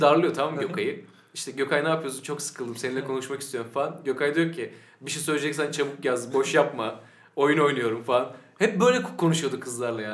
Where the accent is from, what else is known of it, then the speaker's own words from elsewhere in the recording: Sakarya, Turkey; now in Eskişehir, Turkey; biz hepimiz Sakaryalıyız